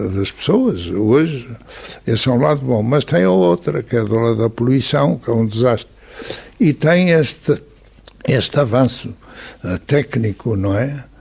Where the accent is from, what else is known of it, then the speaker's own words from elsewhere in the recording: Porto, Norte, Portugal; sou nascido do Porto, vivo no Porto